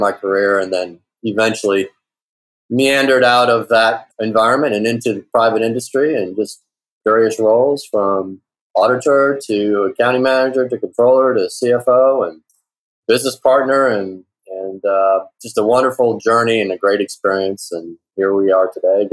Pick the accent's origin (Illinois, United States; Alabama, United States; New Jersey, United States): Illinois, United States; Chicago; moved away as an adult; now in Atlanta, United States; I'm originally from Chicago